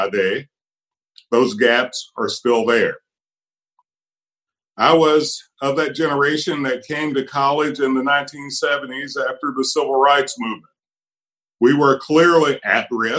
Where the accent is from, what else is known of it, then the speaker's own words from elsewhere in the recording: Appalachian Hills, United States; now in Kentucky, United States; I was born at risk in the Appalachian Hills to a Black family in poverty without access to a hospital